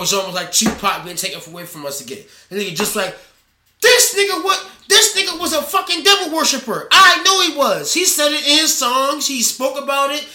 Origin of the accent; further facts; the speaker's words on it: Baltimore, Maryland, United States; I'm from Baltimore.